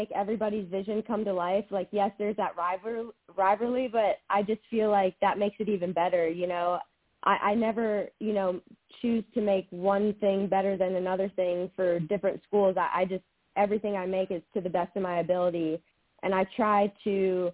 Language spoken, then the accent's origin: English; Florence, South Carolina, United States; I did grow up in Florence. I went to West Florence